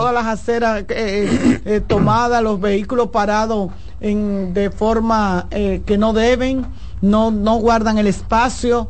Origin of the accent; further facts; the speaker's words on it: Dominican Republic; nosotros como dominicanos